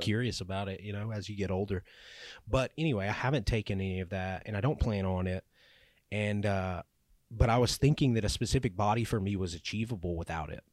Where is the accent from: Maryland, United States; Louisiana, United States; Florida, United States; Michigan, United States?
Louisiana, United States; I grew up in Louisiana, live in Louisiana